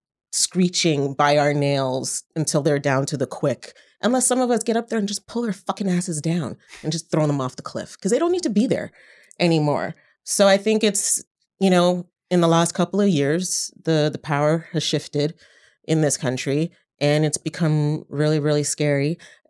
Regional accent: Canada; moved away as an adult; now in United States; even as a Canadian

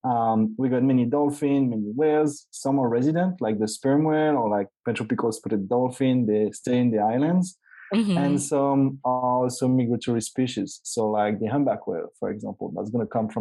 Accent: Martinique; also born or lived in France / Canada; I grew up in Martinique

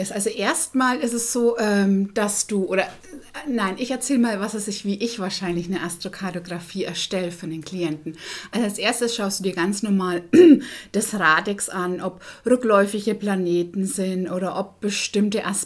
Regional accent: Bavaria, Germany; moved away as an adult; also born or lived in Dortmund, North Rhine-Westphalia; So als Bayer nach NRW war ja schon ein bisschen, ähm, wo man sagt, ein Risiko.

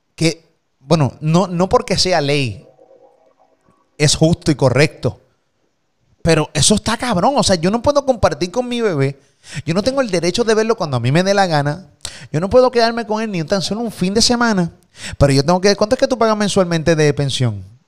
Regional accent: Puerto Rico; de Puerto Rico

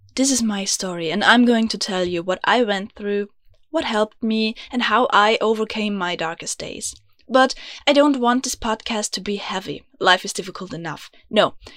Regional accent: Vienna, Austria; first language German; English is a second language; I'm from Vienna, beautiful, grumpy Austria, which you might have guessed, because I know I have an accent. Yeah, English is not my mother tongue. It's actually German

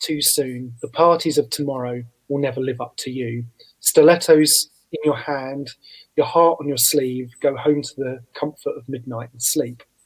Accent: Southend-on-Sea, East of England, United Kingdom; my hometown of Southend on Sea in Essex

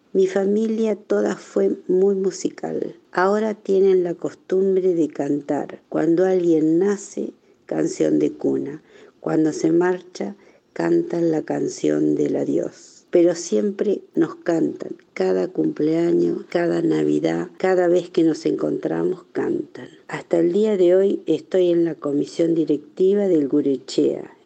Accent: Tandil, Buenos Aires Province, Argentina; born or raised there; also born or lived in Elizondo, Navarre, Spain / Rauch, Argentina

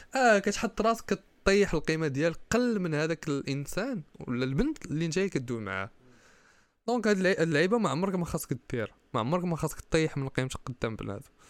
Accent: Kenitra, Rabat-Salé-Kénitra, Morocco

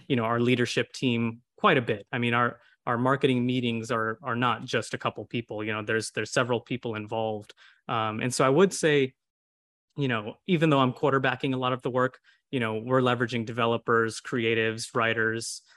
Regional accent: Houston, Texas, United States; a lot of us are born and raised in Houston

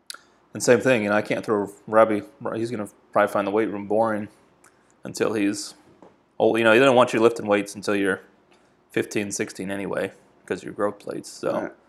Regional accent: Vermont, United States; moved away as an adult; now in South Carolina, United States; I was born and raised in Vermont.

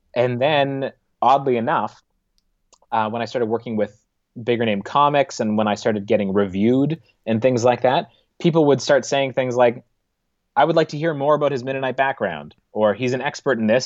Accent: Niverville, Manitoba, Canada; I grew up in the Russian Mennonite community

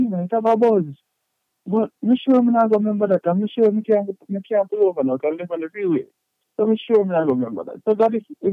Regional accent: Portmore, Saint Catherine, Jamaica; moved away; also born or lived in Spanish Town, Jamaica; I was born in the one and only Spain town, Spanish Town, St. Catherine

